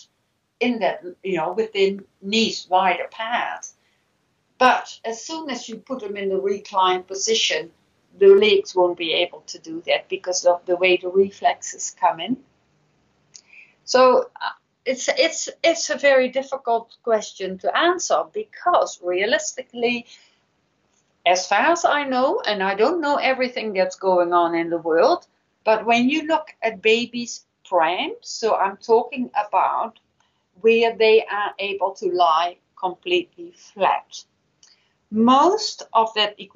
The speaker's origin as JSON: {"language": "English", "country": "Netherlands", "moved": "yes", "lives_now": "New Zealand", "said": "I know what happens in my home country, the Netherlands."}